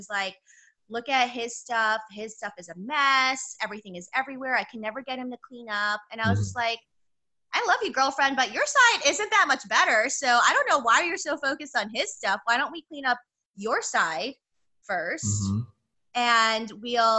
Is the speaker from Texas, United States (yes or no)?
no; New York City, New York, United States; I'm from New York City.